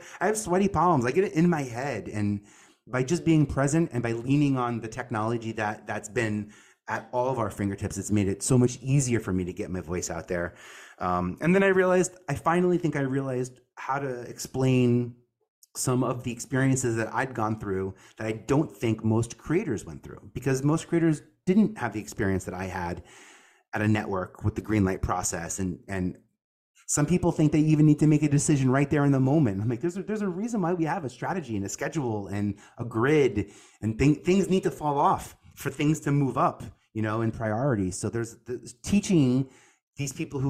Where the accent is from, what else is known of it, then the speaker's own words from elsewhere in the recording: New York City, New York, United States; from Staten Island.